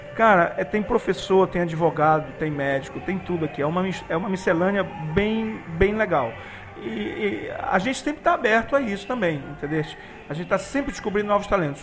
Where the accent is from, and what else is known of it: Belém, Pará, Brazil